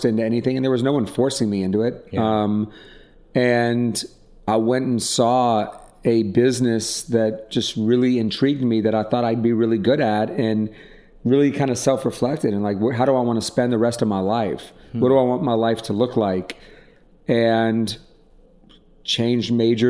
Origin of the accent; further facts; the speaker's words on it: Atlanta, Georgia, United States; moved away as an adult; also born or lived in New York; now in Los Angeles, United States; I grew up in Atlanta, Georgia, into a pretty privileged life.